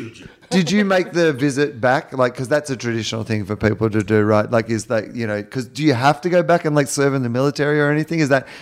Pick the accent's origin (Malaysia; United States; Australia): Australia; as an Australian